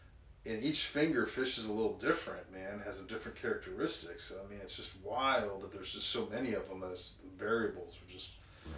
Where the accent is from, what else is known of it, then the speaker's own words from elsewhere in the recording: Cincinnati, Ohio, United States; we're both from Cincinnati, right?